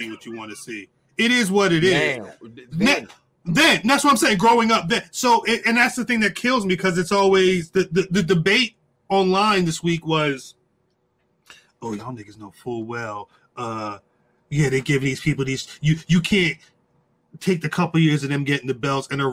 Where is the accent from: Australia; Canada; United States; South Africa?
United States; New Jersey; I'm a certain age of a nigga, and I'm from Jersey.